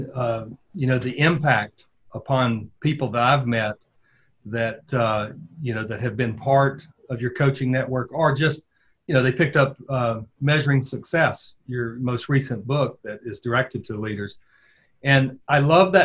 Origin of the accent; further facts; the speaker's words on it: the South, United States; accent: southern; you could probably tell by my accent, that we were both from the South